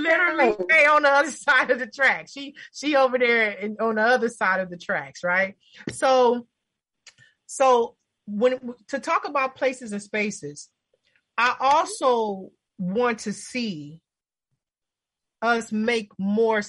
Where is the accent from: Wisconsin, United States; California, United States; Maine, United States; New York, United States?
California, United States; Los Angeles; growing up in LA, growing up in Watts